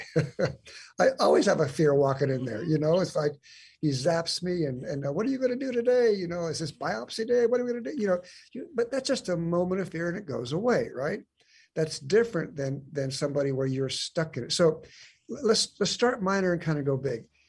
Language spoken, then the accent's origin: English; San Diego, California, United States; moved away as an adult; now in Lawrenceville, United States; I was actually born and raised in San Diego